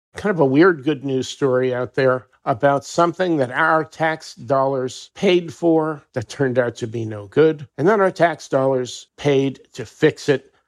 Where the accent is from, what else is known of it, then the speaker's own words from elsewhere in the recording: New Jersey, United States; we're both from Jersey